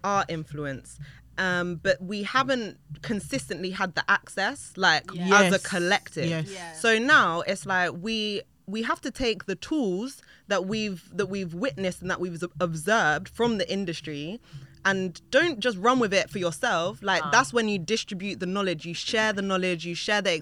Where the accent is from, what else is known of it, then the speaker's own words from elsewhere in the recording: United Kingdom; I'm British because I'm born in Britain